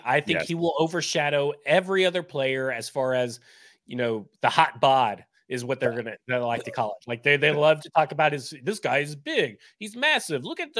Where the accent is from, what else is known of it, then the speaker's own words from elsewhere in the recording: Florence, Alabama, United States; I've known it growing up in Florence, Alabama.